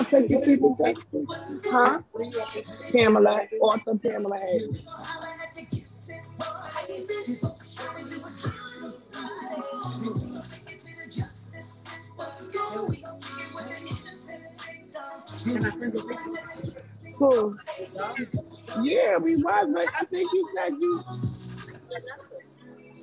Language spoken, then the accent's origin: English; New York City, New York, United States; I'm originally from Harlem